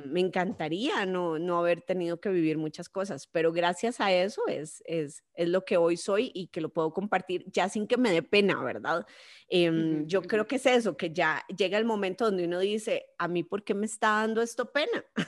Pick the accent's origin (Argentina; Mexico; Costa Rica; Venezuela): Costa Rica; mi querido Costa Rica